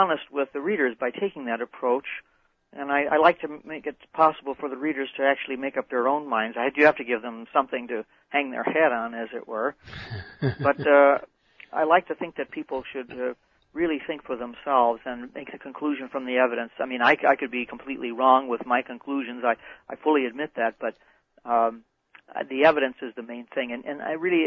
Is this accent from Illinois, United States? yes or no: yes; Chicago, Illinois, United States; moved away; I'm from Chicago originally